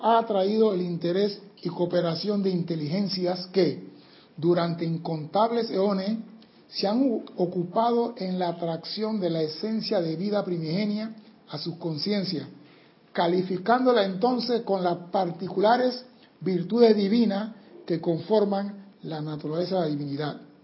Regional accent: Panama; yo soy panameño.

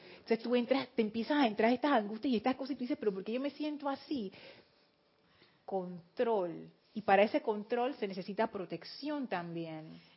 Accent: Panama; Aquí decimos los panameños somos bulleros.

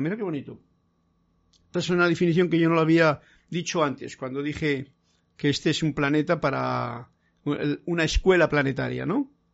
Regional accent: Castile, Spain; En mi tierra, en Castilla

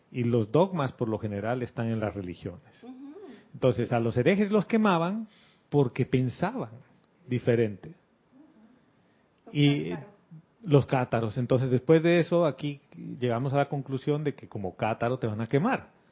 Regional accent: Panama; mi familia, todos nosotros somos panameños. Y vivimos aquí en este pedacito de tierra y esto históricamente ha sido mi familia.

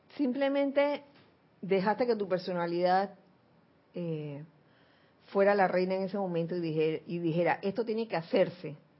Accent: Panama; yo nací en Panamá

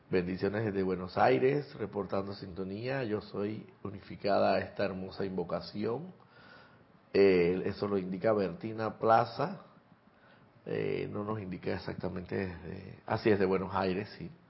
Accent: Santiago de Veraguas, Veraguas, Panama; born there; Soy nacido también en Santiago de Veraguas.

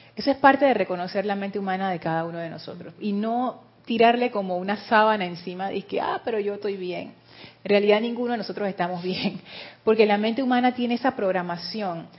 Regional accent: Panama; yo soy panameña

